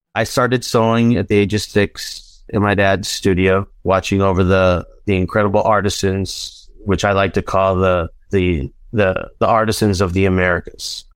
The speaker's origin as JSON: {"language": "English", "town": "Los Angeles", "region": "California", "country": "United States", "tie": "born or raised there", "also_born_or_lived": "Denver", "moved": "yes", "lives_now": "Nashville, United States", "said": "I grew up in North Hollywood, California."}